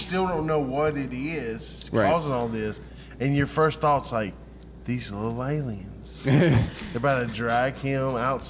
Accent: the South, United States; we're from the South

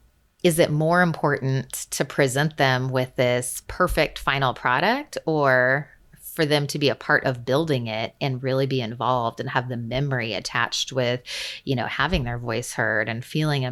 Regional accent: Central California, United States; I grew up in Central California, and in a small mountain community, and I'm now back in the general area where I live

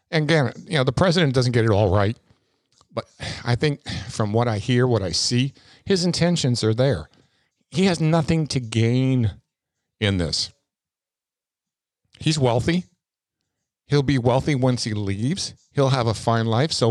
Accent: New York, United States; And I came from New York

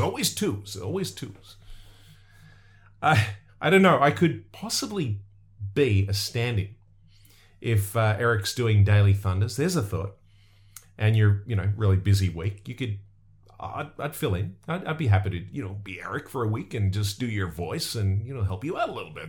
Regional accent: Australia; I'm from Australia

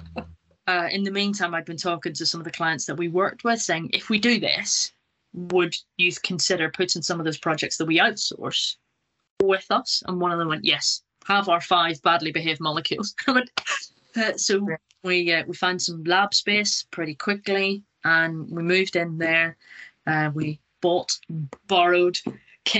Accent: Northern Ireland, United Kingdom; moved away as an adult; also born or lived in Scotland / Nottingham; I'm originally from Northern Ireland. I left a long time ago, went to Scotland to do my undergraduate degree, and then went to Nottingham to do a PhD.

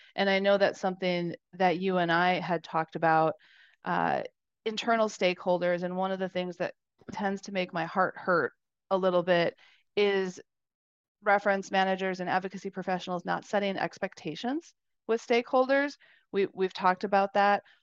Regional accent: Wisconsin, United States; I grew up in Wisconsin

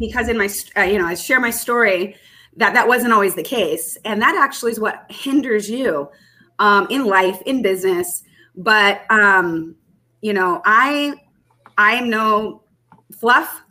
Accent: Texas, United States; moved away; also born or lived in Southern California; I am a native Texan

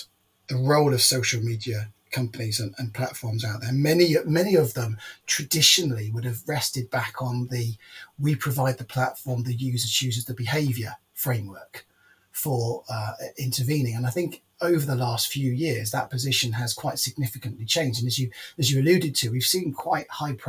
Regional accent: United Kingdom; as a British person

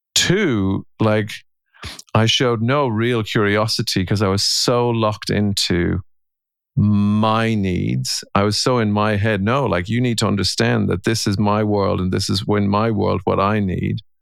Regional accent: Ireland; I'm an Irishman and I'm a husband and a father and I'm a coach.

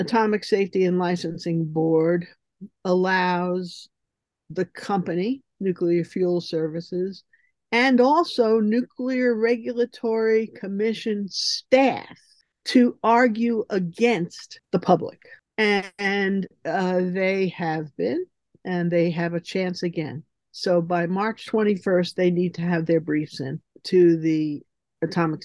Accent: New York City, New York, United States; now in Erwin, United States; I was born in Manhattan, and my parents were the superintendents of an apartment building, a walk-up apartment building. So we lived in the ground floor rooms

